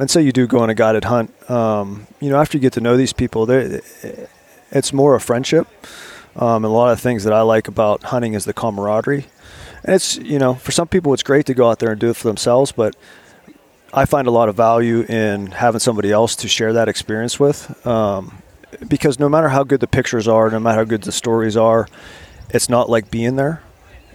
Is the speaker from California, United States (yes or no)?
no; Pittsburgh, Pennsylvania, United States; moved away; also born or lived in Virginia; I grew up outside of Pittsburgh. I lived in Virginia. I live in an urban environment